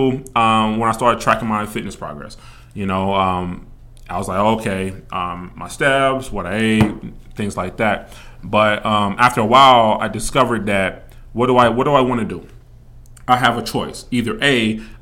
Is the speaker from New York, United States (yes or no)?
no; Kansas City, Missouri, United States; moved away as an adult; now in Las Vegas, United States; I'm coming from Kansas City, Missouri. I've been in Las Vegas for roughly 15 years